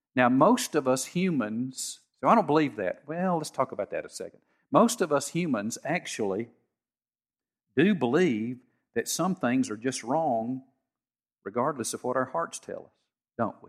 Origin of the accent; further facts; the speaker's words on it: United States; I grew up in Harrison County